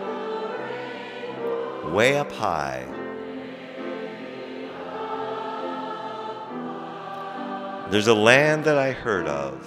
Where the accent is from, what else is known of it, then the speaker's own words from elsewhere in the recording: Iowa, United States; now in Boston, United States; I grew up in the Midwest